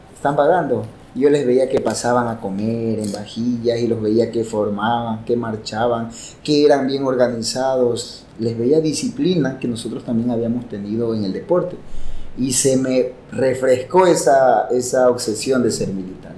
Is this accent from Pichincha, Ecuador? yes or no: no; Guayaquil, Guayas, Ecuador; moved away as an adult; now in Nueva Loja, Ecuador; guayaquileño de nacimiento, obviamente, y de corazón también